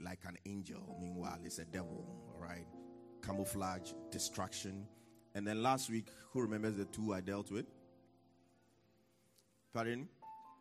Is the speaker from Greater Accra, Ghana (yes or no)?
yes; Accra, Greater Accra, Ghana; I'm from Jamestown